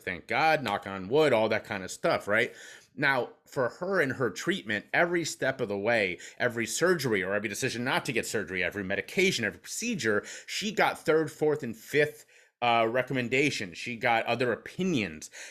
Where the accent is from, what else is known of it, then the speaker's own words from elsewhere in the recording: Cincinnati, Ohio, United States; now in Pennsylvania, United States; I'm from Cincinnati, Ohio, where whiskey flows like water